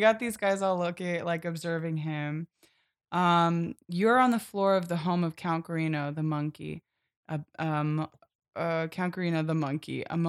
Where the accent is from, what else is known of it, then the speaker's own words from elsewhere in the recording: Philadelphia, Pennsylvania, United States; we're from Philadelphia